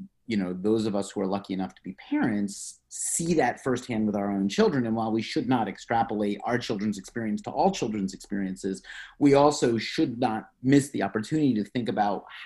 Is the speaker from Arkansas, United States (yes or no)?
no; Philadelphia, Pennsylvania, United States; moved away as an adult; also born or lived in New York City; I'm from Philadelphia. I grew up outside of Philadelphia, went to college inside Philadelphia, always viewed it as home.